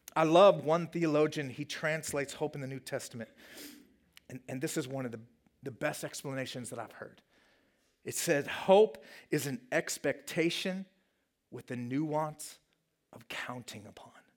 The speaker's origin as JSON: {"language": "English", "region": "Colorado", "country": "United States", "moved": "yes", "said": "my home state of Colorado"}